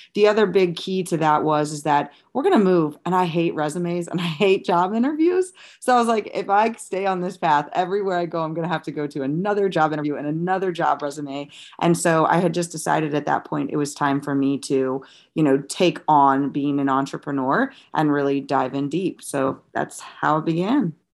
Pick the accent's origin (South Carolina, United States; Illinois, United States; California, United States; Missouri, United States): Missouri, United States; St. Louis; moved away as an adult; also born or lived in Rhode Island; now in Jacksonville, United States; I'm from Saint Louis, Missouri, where I grew up. I was basically born and raised there until I was twenty-four when I joined the Navy.